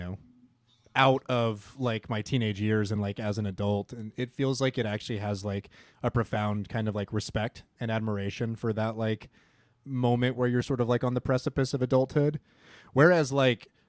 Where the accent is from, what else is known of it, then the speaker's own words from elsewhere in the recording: Midwest, United States; I grew up like in the Midwest, like in a suburb